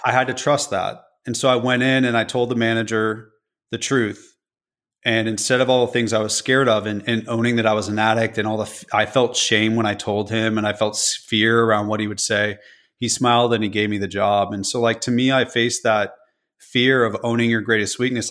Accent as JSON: {"language": "English", "region": "California", "country": "United States", "moved": "as an adult", "lives_now": "Nashville, United States", "said": "I'm from California."}